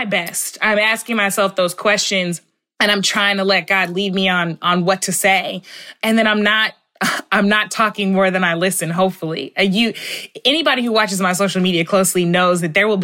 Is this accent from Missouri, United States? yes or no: yes; St. Louis, Missouri, United States; We're both from St. Louis